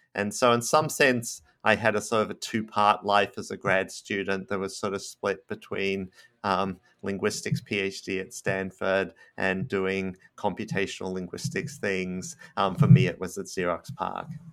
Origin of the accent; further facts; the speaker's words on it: Australia; moved away as an adult; now in United States; I'm Australian